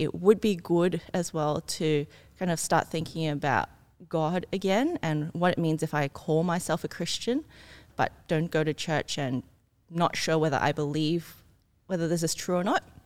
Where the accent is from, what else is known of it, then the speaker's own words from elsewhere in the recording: Ryde, New South Wales, Australia; also born or lived in Singapore; I came from Singapore when I was a kid, mm. um, then grew up in Australia, but went to a German school.